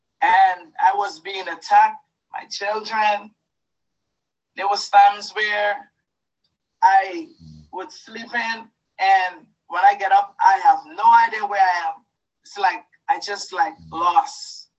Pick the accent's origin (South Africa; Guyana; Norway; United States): Guyana; moved away; Because when I came into this country, I came from Guyana. And my whole life, it was a lot of ups and downs.